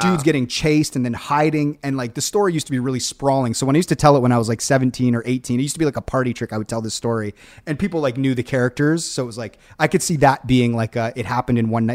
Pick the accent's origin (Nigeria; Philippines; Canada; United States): Canada; Hamilton, Ontario; we're from the West Mountain